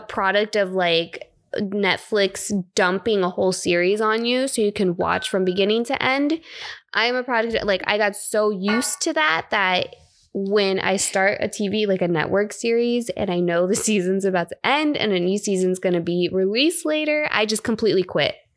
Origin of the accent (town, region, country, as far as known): South Florida, United States; born or raised there; moved away; also born or lived in Bay Area, California